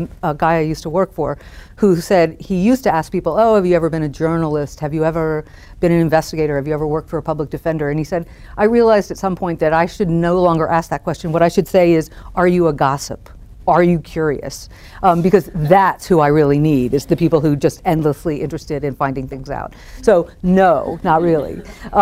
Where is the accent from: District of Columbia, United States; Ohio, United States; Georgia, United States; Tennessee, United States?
District of Columbia, United States; Washington; moved away as an adult; also born or lived in El Paso, Texas / Jackson, Mississippi; I was from Washington, D.C.